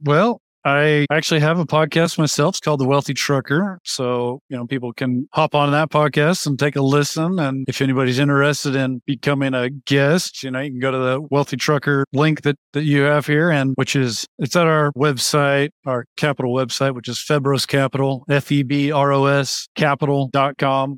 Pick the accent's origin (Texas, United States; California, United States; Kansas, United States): Kansas, United States; Wichita; located in Wichita, Kansas, which is my hometown